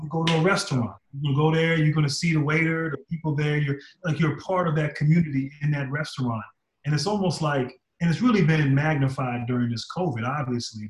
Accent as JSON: {"language": "English", "town": "Reston", "region": "Virginia", "country": "United States", "said": "I'm from Virginia"}